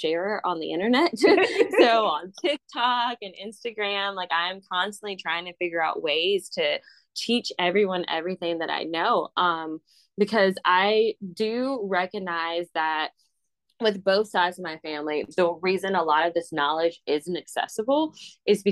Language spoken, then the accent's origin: English; Mobile, Alabama, United States; that's where I grew up. Like, I grew up in Africa Town